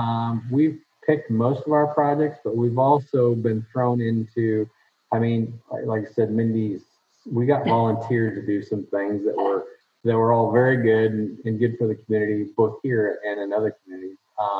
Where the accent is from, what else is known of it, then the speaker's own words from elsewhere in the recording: Woodbine, Iowa, United States; we're from Woodbine